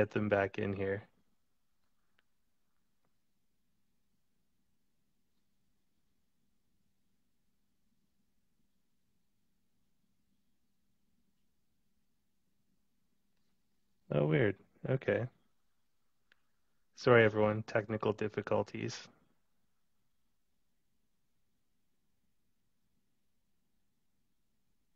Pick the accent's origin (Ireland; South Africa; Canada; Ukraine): Canada; Kimberley, British Columbia; also born or lived in Calgary / Toronto; now in Vancouver, Canada; I grew up in the Kootenays, actually, in a very tiny mountain town called Kimberley